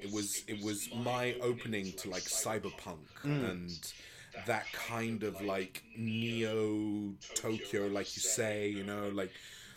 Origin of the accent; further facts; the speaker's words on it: Spain; because I grew up in Spain